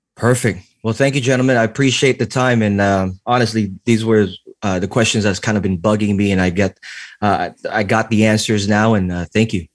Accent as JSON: {"language": "English", "area": "the Bay Area", "region": "California", "country": "United States", "said": "I'm also from the Bay."}